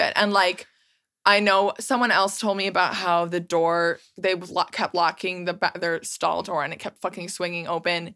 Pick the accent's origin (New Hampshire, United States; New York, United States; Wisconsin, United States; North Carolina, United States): Wisconsin, United States; Milwaukee; We're from Milwaukee